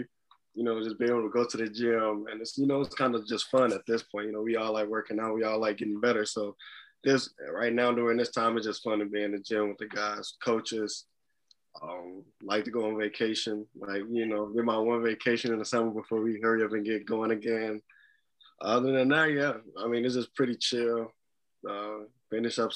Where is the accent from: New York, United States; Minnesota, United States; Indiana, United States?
Indiana, United States; Gary; moved away as an adult; also born or lived in Killeen, Texas; now in Des Moines, United States; they were originally from Gary, Indiana. We ended up moving back when I was younger.